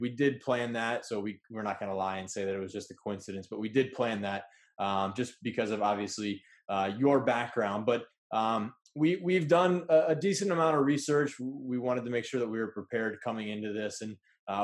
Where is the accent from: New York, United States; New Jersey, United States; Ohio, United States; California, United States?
Ohio, United States; Columbus; I actually grew up in Columbus too